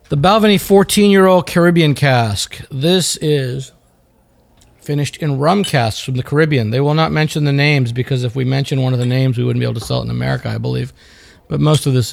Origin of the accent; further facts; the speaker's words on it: New Delhi, Delhi, India; now in United States; I was born in New Delhi, my friend.